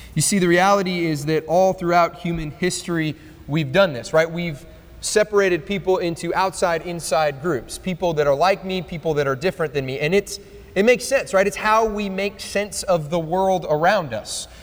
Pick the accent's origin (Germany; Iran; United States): United States; Nebraska; I'm from Nebraska